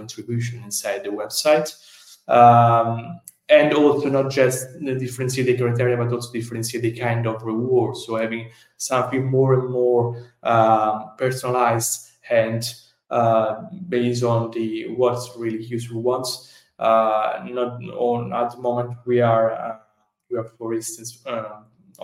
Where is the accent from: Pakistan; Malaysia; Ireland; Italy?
Italy; accent: Italian; English is a second language; my Italian accent